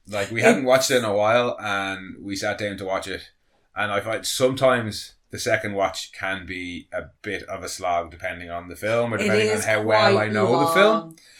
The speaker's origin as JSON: {"language": "English", "country": "Ireland", "said": "No, we are pasty Irish folk."}